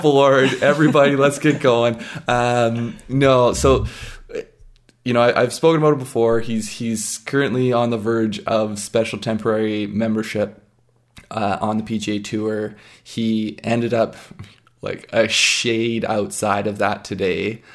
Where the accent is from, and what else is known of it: Canada